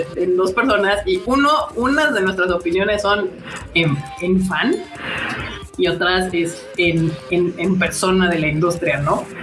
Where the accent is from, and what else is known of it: Mexico